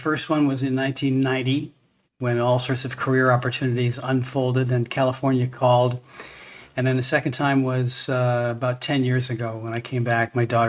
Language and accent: English; Toronto, Ontario, Canada; born there; I was born in Toronto.